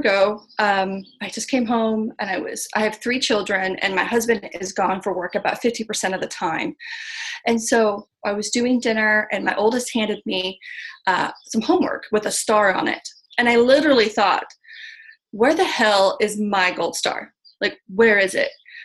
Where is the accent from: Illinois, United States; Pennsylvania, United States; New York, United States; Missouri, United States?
Missouri, United States; I'm from Missouri, from the show me state